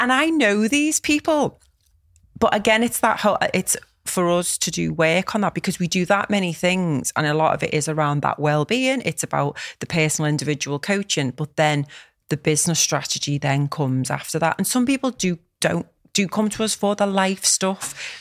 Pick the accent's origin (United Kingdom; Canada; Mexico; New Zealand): United Kingdom; Liverpool, North West England; Knowsley, which is the borough where I live, and it's amazing 'cause this is where I'm from